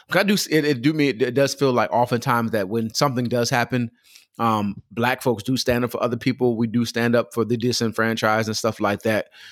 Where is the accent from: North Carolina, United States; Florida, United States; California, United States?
California, United States; Pomona; I grew up in Pomona, California, Los Angeles, California, that area in Southern California